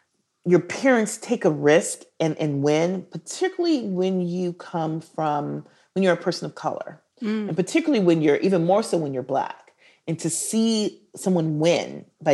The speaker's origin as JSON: {"language": "English", "town": "Milwaukee", "region": "Wisconsin", "country": "United States", "said": "I'm from the Midwest. Yeah. My dad was a brewery worker at Schlitz Brewery, which is like, you know, very hipster right now. Like, everybody's into Schlitz. and so he was a brewery worker and the brewery shut down, devastated the city of Milwaukee."}